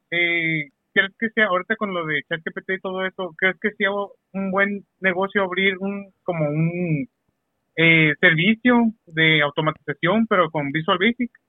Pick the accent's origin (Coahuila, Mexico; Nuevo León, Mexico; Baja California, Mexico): Baja California, Mexico; Mexicali; Eh, soy, soy de Mexicali.